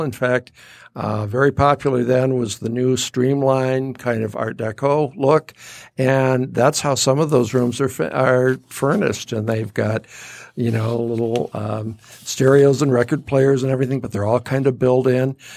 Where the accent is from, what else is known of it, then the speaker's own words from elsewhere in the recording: Detroit, Michigan, United States; now in Rochester, United States; growing up in Detroit